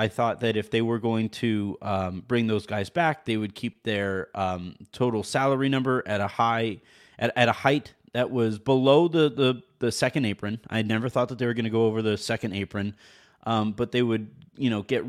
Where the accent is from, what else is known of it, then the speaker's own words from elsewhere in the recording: Lisbon, Portugal; English is a second language; I'm from Lisbon, Portugal.